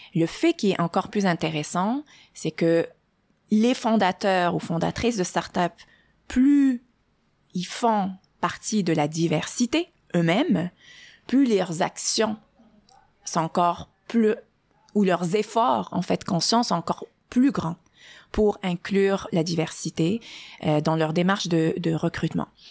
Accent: Morocco; moved away as an adult; also born or lived in France / Germany; now in Montreal, Canada; je suis née euh, au Maroc. Euh, j'y ai, vécu mes premières 20 années.

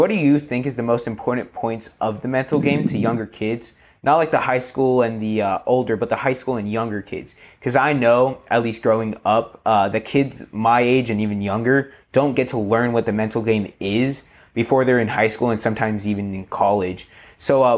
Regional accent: New York City, New York, United States; I grew up in Brooklyn myself

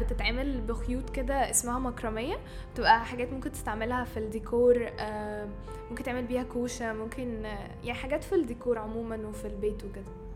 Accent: Cairo, Cairo Governorate, Egypt; انا من القاهره بس الروتس بتاعتي من اسوان

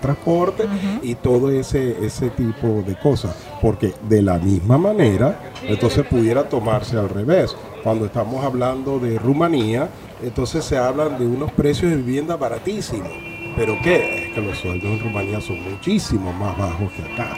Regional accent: Venezuela; moved away as an adult; now in Spain; yo nací en Venezuela

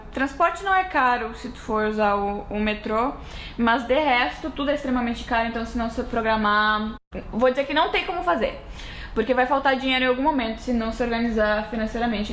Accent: near Uruguaiana, western border of Rio Grande do Sul, Brazil; moved away as an adult; now in New York, United States; eu sou da fronteira, fronteira oeste, perto do, do Uruguaiana, minha cidade também tinha uns 70 mil habitantes

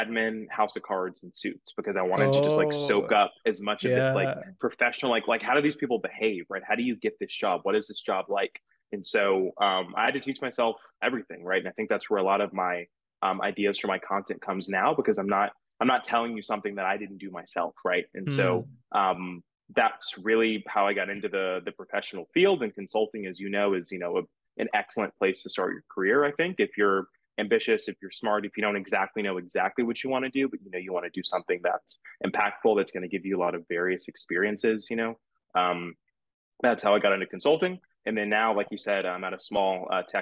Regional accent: just outside of Atlanta, Georgia, United States; now in New York, United States; I live in New York now, but I'm actually originally from Georgia, just outside of Atlanta is where I was raised

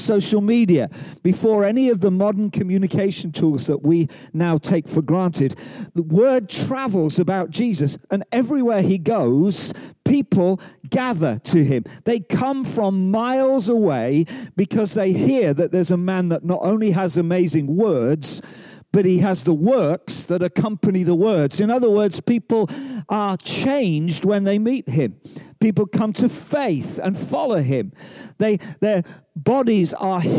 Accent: England, United Kingdom; also born or lived in Wales; I'm an Englishman

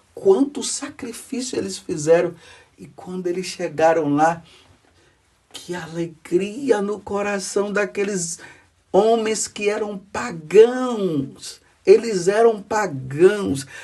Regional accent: Maraú, Bahia, Brazil; moved away; Quando eu era criança, lá na minha cidade, onde eu nasci, lá na Bahia, na cidade de Maraú

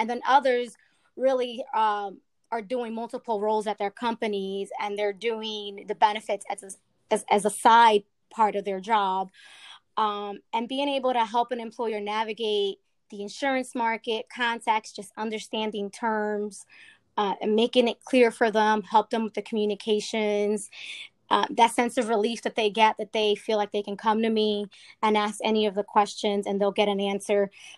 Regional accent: Philadelphia, Pennsylvania, United States; North Philly.

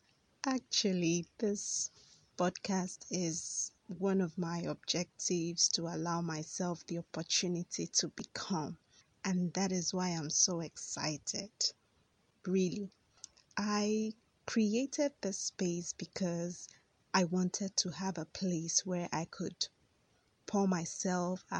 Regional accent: Nigeria; born and bred in Nigeria

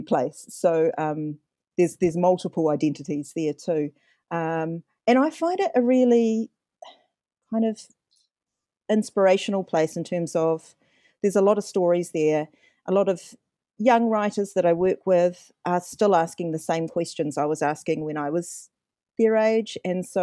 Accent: New Zealand; I'm indigenous to Aotearoa and I can name a lot of home places here

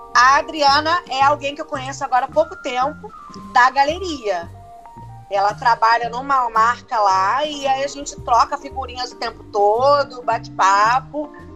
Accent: Baixada Fluminense, Rio de Janeiro, Brazil; Sou lá da Baixada Fluminense

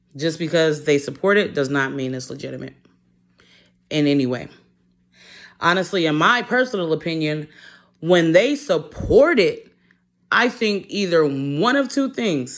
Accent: Detroit, Michigan, United States; moved away; I'm originally from Detroit

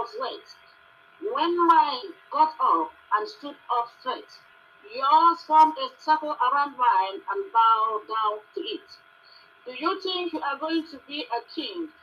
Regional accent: Nigeria; now in Johannesburg, South Africa; I'm a Nigerian residing here in South Africa

